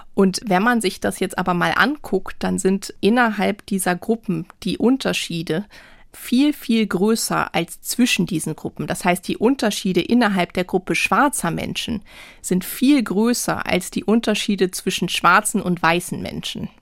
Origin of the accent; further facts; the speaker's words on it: Hamburg, Germany; obwohl ich eigentlich hier aus Hamburg komme und äh, mhm. äh, Norddeutsch bin